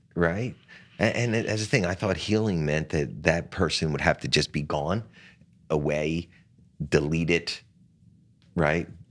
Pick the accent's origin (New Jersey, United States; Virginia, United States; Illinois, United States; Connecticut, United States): New Jersey, United States; Atlantic City; in my hometown of Atlantic City